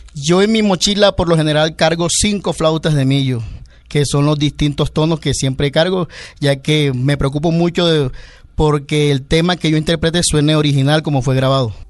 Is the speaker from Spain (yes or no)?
no; Caribbean coast, Colombia; mi tierra, en la, en la costa